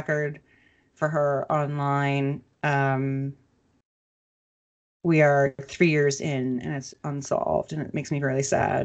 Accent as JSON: {"language": "English", "region": "Minnesota", "country": "United States", "tie": "born or raised there", "said": "Minnesota, as you know, because that's my hometown"}